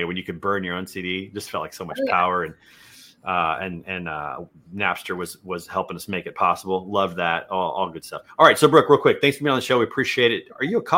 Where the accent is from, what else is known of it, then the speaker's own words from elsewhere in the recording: Kansas City, Missouri, United States; I grew up in Kansas City